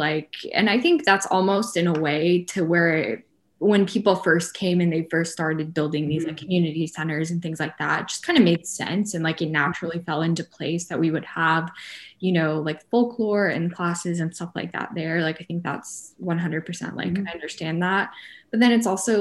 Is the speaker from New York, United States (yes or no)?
no; Atlanta, Georgia, United States; I grew up in Atlanta.